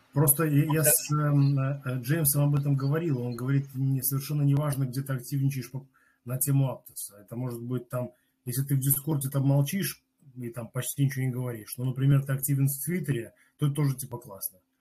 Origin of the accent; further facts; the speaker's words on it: Belarus; я из Беларуси